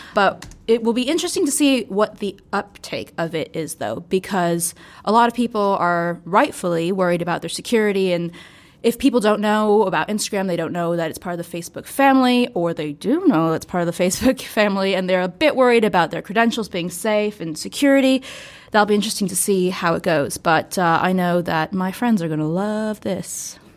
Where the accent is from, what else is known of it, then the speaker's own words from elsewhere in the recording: United States; I'm American